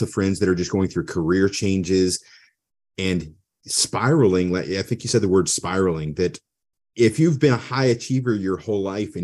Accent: United States; I was born in America.

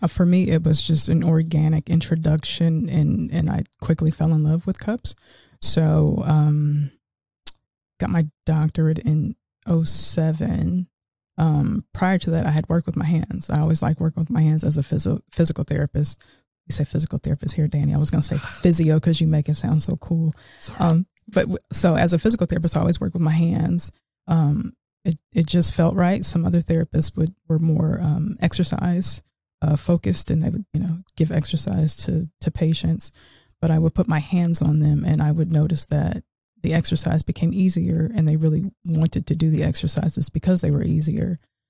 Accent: Seattle, Washington, United States; moved away as an adult; now in Cary, United States; I'm originally from Seattle, Washington, West Coast.

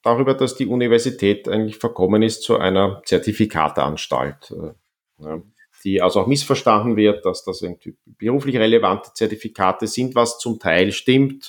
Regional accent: Vienna, Austria; ich bin dann in Wien weitgehend aufgewachsen

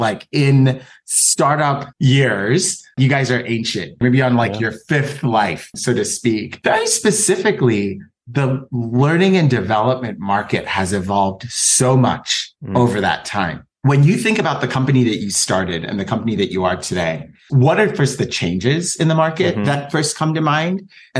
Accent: Kenya; I actually went to an international school as well, growing up in Kenya.

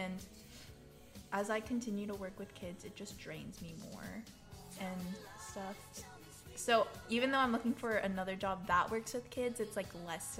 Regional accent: the South, United States; accent: Southern; Yeah, English, Southern, my Southern accent.

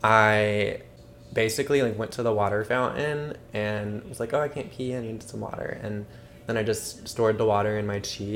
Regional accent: Madison, Mississippi, United States; I went to a public school in Mississippi

